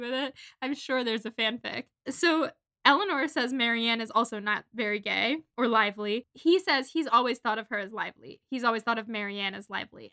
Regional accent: Syracuse, New York, United States; I'm from Syracuse, New York

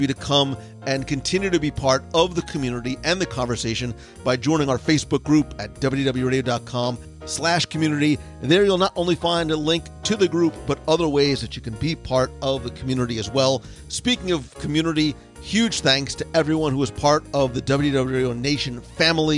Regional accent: Plainfield, New Jersey, United States; now in Florida, United States; I grew up in Plainfield, right around the corner

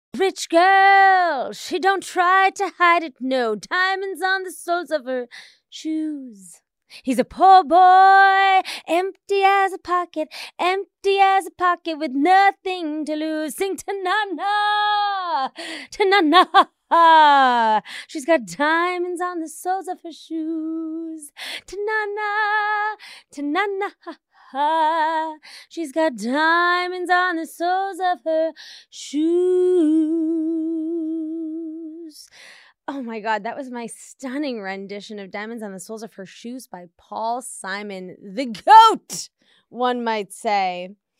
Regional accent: Washington, District of Columbia, United States; moved away as an adult; also born or lived in Arizona; I grew up in Washington, D C.

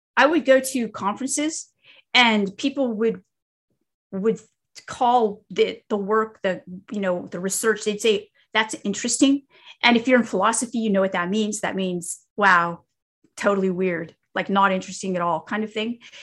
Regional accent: California, United States; moved away as an adult; now in the South, United States; I'm here in the South, but I grew up in California

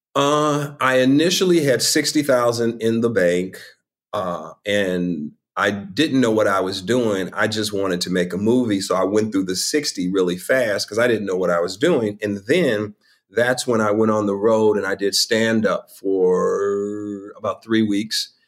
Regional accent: Chicago, Illinois, United States; I'm from Chicago, the West Side of Chicago

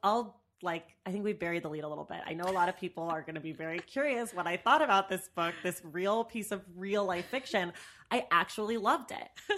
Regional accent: the Bay Area, California, United States; also born or lived in New York; now in Los Angeles, United States; I'm also from the Bay

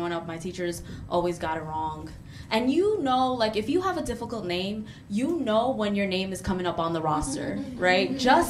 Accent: Bangladesh; My family is from a country called Bangladesh. Yeah, yeah. Clap it up for Bangladesh. Yeah. I'm from Bangladesh.

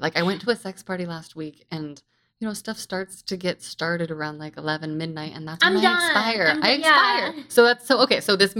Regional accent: West Coast, United States; I'm from the West Coast. We say tithe.

